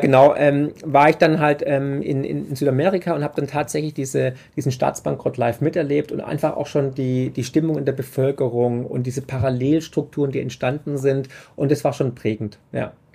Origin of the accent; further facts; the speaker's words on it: Swabia, Germany; also born or lived in Vermont; ich bin halt Schwabe